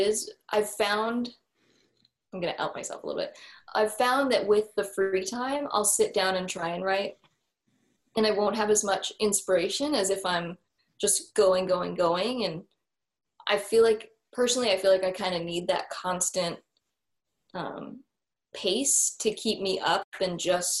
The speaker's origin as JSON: {"language": "English", "town": "Seattle", "region": "Washington", "country": "United States", "moved": "yes", "said": "I come from the Seattle area"}